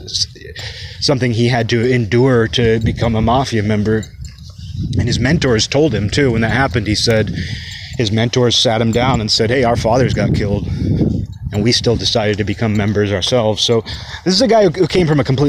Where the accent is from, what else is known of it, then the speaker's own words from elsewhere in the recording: Kirkland, Washington, United States; moved away as an adult; I grew up in Kirkland